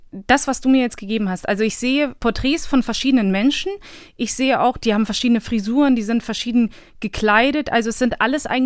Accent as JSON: {"language": "German", "country": "Bosnia & Herzegovina", "moved": "yes", "said": "also wir sind aus Bosnien geflohen damals und ich glaube, das kam halt irgendwie nie auf den Tisch, das war nie Thema."}